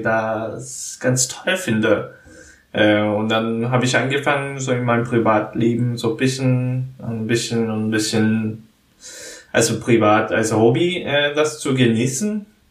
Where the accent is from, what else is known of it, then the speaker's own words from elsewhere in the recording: South Korea; German is a second language; moved away; in Korea, wo ich herkomme